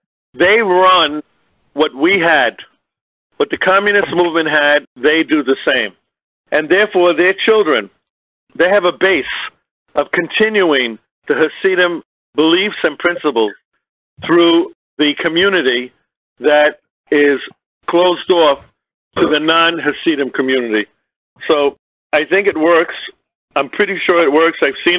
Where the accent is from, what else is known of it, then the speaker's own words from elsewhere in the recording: New York City, New York, United States; I was brought up in Brooklyn. Brooklyn has a large Hasidim community. Hasidim is a certain sect in the Jewish religious community.